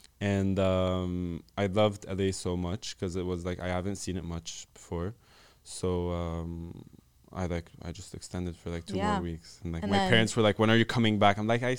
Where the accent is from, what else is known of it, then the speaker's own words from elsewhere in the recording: Lebanon; moved away as an adult; also born or lived in Dubai; I was born and raised in Lebanon.